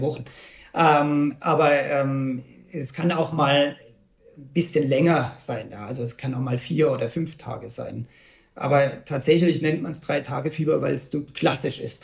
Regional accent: Bavaria, Germany; bei uns in Bayern

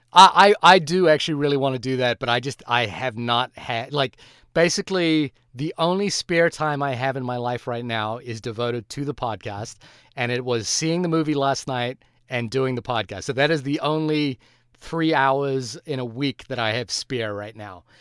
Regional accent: New Zealand; I am a New Zealander

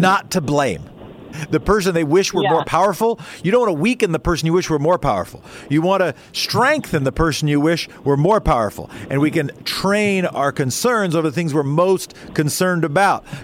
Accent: Oregon, United States; a capital city of my home state

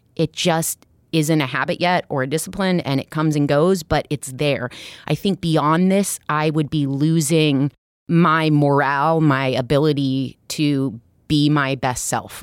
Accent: Iowa, United States; now in Brooklyn, United States; I'm from Iowa originally

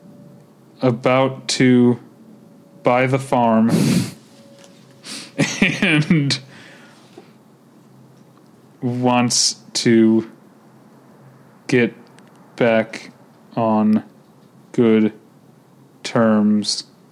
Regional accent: Midwest, United States; accent: Midwestern; my Midwestern accent

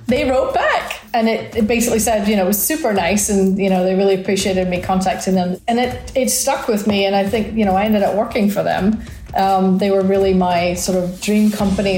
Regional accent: Scotland, United Kingdom; also born or lived in Milwaukee; now in Arizona, United States; I come from Scotland

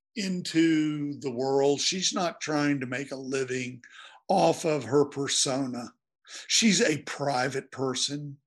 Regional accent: Blacksburg, Virginia, United States; I'm from Blacksburg

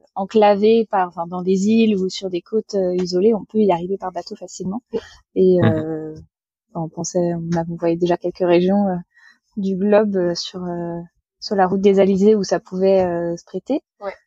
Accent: Vendée, Pays de la Loire, France; je suis originaire de Vendée, donc euh, dans l'ouest de la France

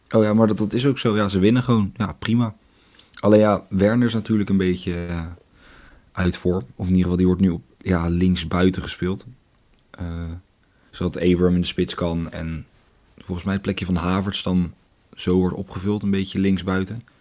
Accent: Leiden, South Holland, Netherlands; accent: Leidse accent; mijn Leidse accent komt er af en toe een beetje tussendoor

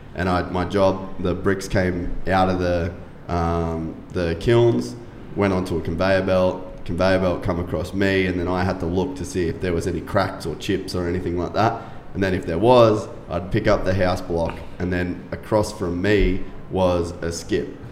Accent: Cairns, Queensland, Australia; moved away; I'm from Cairns originally, which is like North Queensland

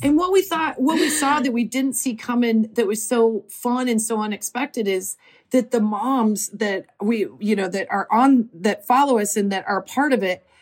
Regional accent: Nebraska, United States; moved away as an adult; now in Los Angeles, United States; we are both from Nebraska

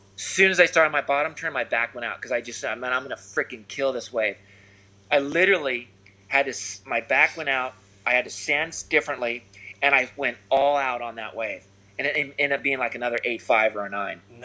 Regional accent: Newport Beach, California, United States; growing up in Newport around the the you know the jetty

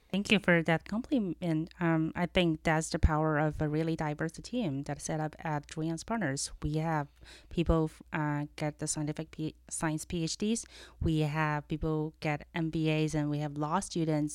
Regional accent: China; accent: Chinese; moved away as an adult; also born or lived in Los Angeles, United States; now in United States; I was born and raised in China and came here at age of 20 uh, for school

